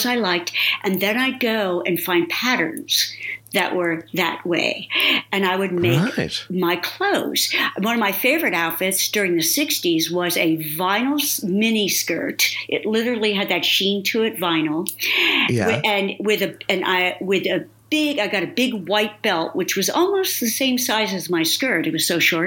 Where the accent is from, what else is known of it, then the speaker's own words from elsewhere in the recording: New Jersey, United States; I'm in Jersey, East Coast, Sicilian, Italian